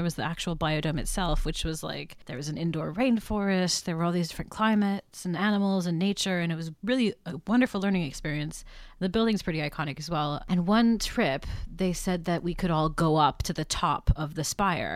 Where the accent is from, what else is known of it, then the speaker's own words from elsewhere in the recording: Montreal, Quebec, Canada; now in United States; I grew up in Montreal, Canada